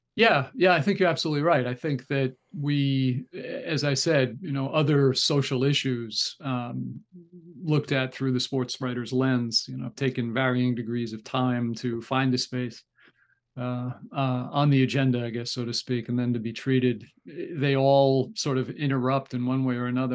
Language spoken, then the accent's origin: English; Newark, New Jersey, United States; I grew up right outside of Newark, New Jersey